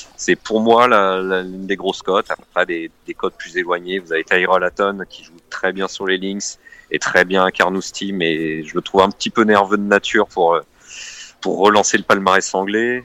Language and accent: French; Normandy, France; J'étais au golf à Gaillon, chez moi en Normandie